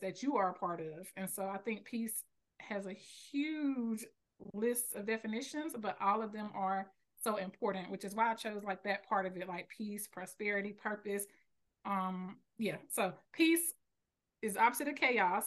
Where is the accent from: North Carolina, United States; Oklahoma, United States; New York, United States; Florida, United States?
North Carolina, United States; Selma; I live in North Carolina. I was raised here